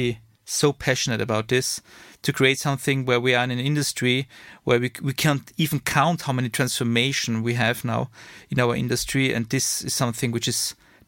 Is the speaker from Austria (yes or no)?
yes; Vienna, Austria; English is a second language; now in Munich, Germany; Austrian from Vienna, now living in Munich, two kids, married, and my source of energy is Red Bull and my home country, Austria